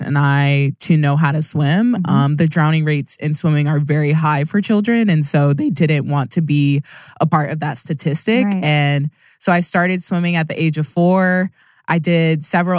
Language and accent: English; Sugar Land, Texas, United States; I've lived here my whole life. It's my hometown